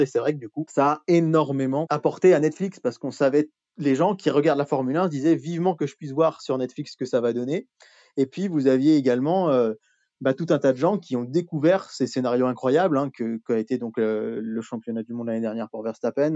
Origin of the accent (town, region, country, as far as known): France